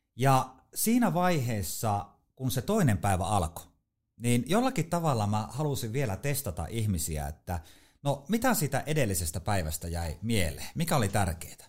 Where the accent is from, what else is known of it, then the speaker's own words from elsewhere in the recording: Haapajärvi, North Ostrobothnia, Finland; mä oon Haapajärveltä kotosi Pohjois-Pohjanmaalta, eli se murre tulee sieltä. Mä en ole siis savolainen